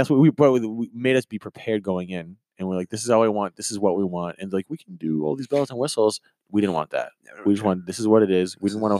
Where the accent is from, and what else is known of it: Belfast, Maine, United States; born or raised there